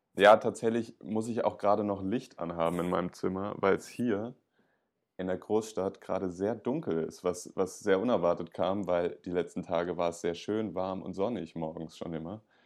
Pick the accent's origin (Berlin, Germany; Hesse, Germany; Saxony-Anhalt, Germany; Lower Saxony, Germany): Berlin, Germany; ich als Berliner